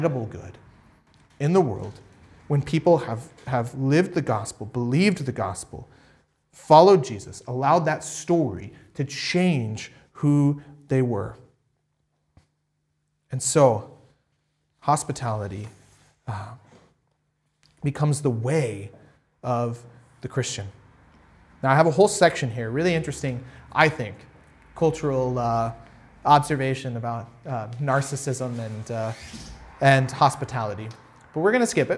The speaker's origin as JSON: {"language": "English", "country": "United States", "said": "I'm from America"}